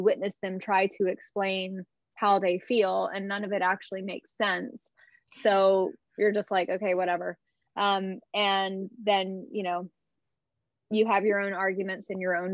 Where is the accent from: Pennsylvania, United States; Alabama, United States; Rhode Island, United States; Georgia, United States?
Alabama, United States; now in California, United States; I grew up in the Bible Belt in Alabama.